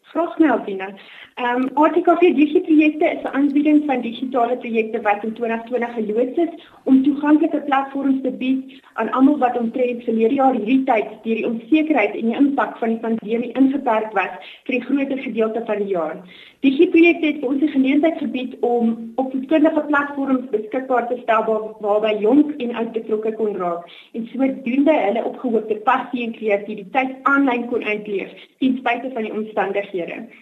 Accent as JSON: {"language": "Afrikaans", "town": "Johannesburg", "region": "Gauteng", "country": "South Africa", "tie": "born or raised there", "said": "oorspronklik van af die Wesrand"}